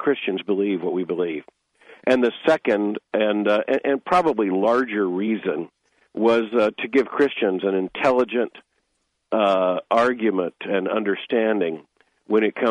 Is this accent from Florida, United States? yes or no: yes; Lakeland, Florida, United States; moved away as an adult; also born or lived in Pompano Beach, Florida; now in Louisville, United States; I was born in 1959 in Lakeland, so that whole area is home to me